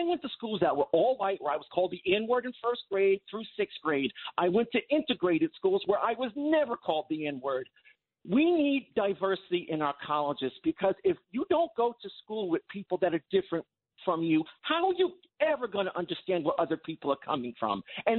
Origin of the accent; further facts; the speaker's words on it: Long Island, New York, United States; where I grew up on Long Island